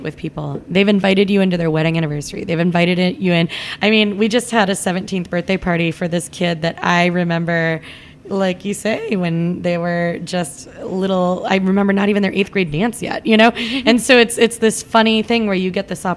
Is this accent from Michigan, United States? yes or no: yes; Flint, Michigan, United States; moved away; I'm from Flint, Michigan